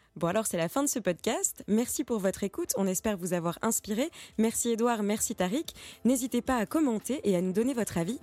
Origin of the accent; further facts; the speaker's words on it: France; now in Brussels, Belgium; en tant que Française